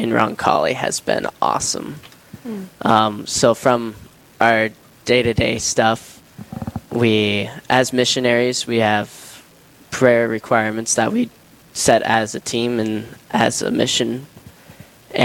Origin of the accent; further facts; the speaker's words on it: Aberdeen, South Dakota, United States; I'm originally from Aberdeen here, so my own stomping grounds